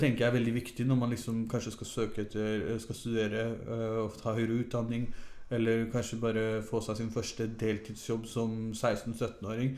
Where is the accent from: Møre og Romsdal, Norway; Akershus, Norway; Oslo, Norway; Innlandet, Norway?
Oslo, Norway; moved away as an adult; Fra jeg var eh, ett til jeg var 21-22, så bodde jeg her